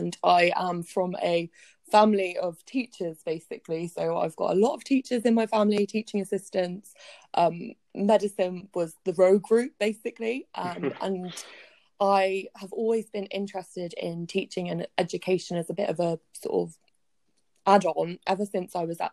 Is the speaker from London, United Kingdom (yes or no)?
no; Plymouth, South West England, United Kingdom; also born or lived in Bristol / Taunton; I'm now back in Plymouth, where I was raised here in Plymouth, went to school here, trained here